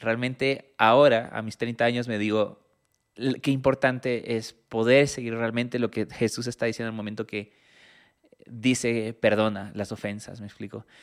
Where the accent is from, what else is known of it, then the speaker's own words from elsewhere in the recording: Ecuador; yo siendo ecuatoriano